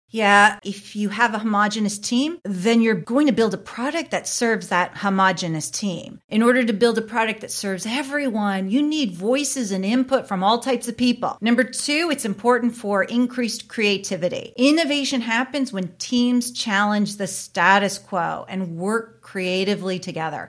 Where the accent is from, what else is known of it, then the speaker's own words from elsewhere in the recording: Canada; I am a Canadian